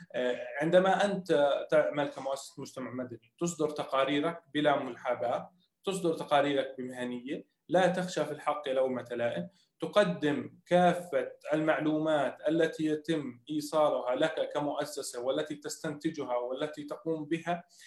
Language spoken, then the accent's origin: Arabic; Jordan; احنا ناس اردنيين